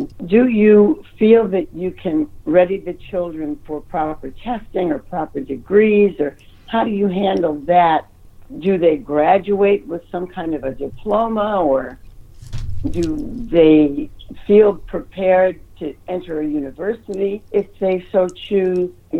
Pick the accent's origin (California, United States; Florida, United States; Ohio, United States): Ohio, United States; also born or lived in New York; And I grew up in Ohio. I lived many years in New York.